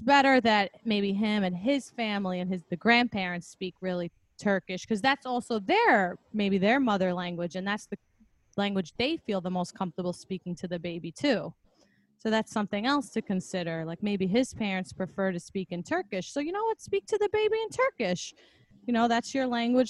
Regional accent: New York, United States; We're both from New York

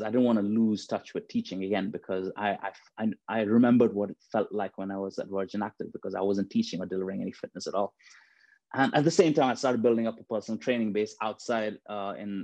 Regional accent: Dubai, United Arab Emirates; now in United Kingdom; when I was growing up in Dubai, I grew up in a family where fitness and health and fitness and exercising was actually frowned upon

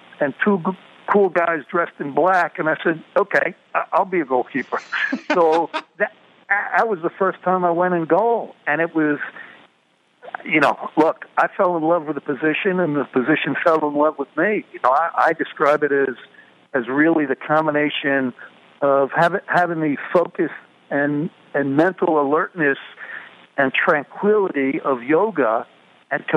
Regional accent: New York City, New York, United States; I was born in the Bronx.

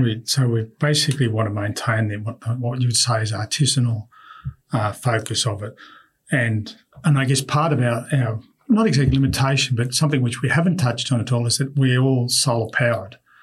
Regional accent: Australia; we are Australian

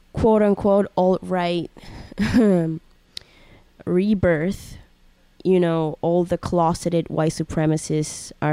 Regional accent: Colombia; English is a second language; moved away; When I was in Colombia and I couldn't speak English that well

